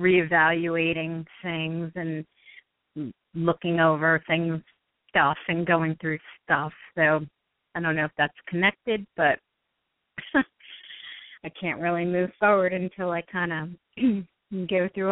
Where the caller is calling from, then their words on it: New Jersey, United States; I'm calling from New Jersey.